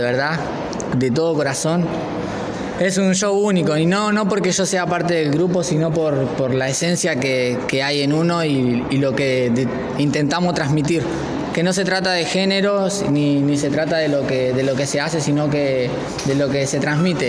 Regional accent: Santa Rita, Buenos Aires Province, Argentina; yo soy de Santa Rita

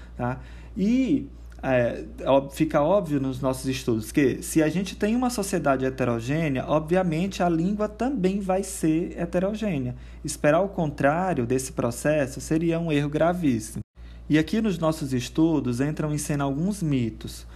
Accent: Brazil; do nosso português brasileiro

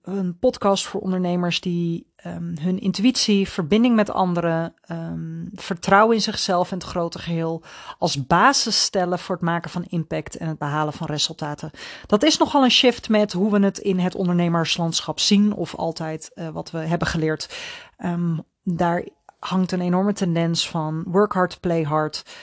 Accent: Netherlands; als Nederlanders

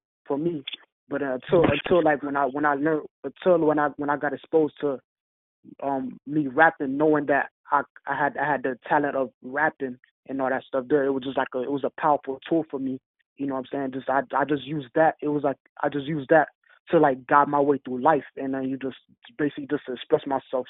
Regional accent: Miami, Florida, United States; Born and raised in Miami

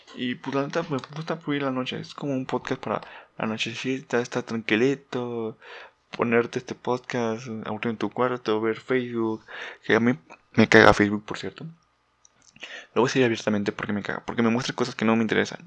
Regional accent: Mexico; no soy muy conocido en mi país

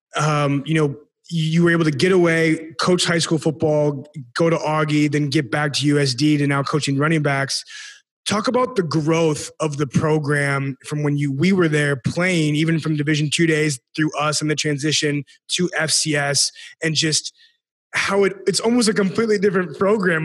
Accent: Sioux Falls, South Dakota, United States; I'm from Sioux Falls, South Dakota

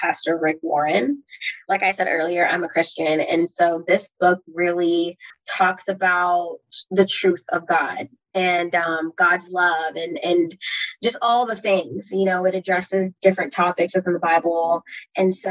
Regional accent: Belize; now in United States; I was born in Belize, moving to the United States

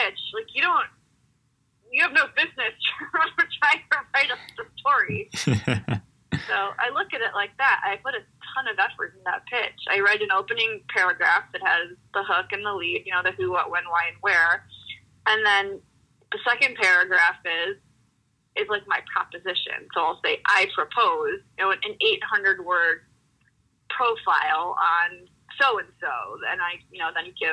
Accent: Ohio, United States; now in Boulder, United States; my family growing up in Ohio

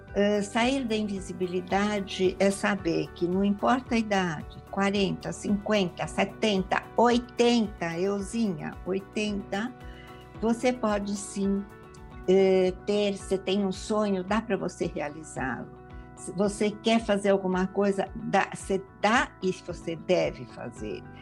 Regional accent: Marília, São Paulo, Brazil; now in São Paulo, Brazil; Eu vim de Marília do interior para São Paulo

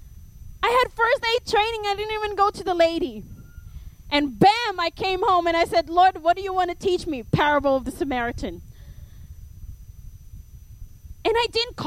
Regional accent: Philippines; accent: Filipino; my Filipino accent

